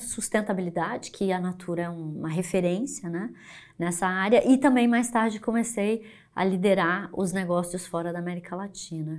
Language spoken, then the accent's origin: Portuguese; Brazil; como brasileira